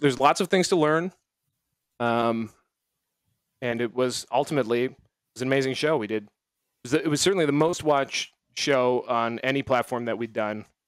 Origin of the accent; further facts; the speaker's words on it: Canada; I'm Canadian